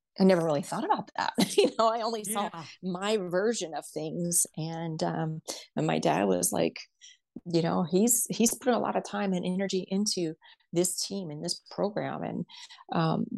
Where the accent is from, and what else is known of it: Henderson, Kentucky, United States; born or raised there; now in Ohio, United States